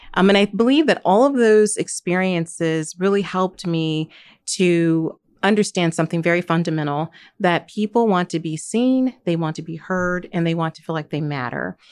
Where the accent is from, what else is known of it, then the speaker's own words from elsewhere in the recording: Gary, Indiana, United States; I grew up in Gary, Indiana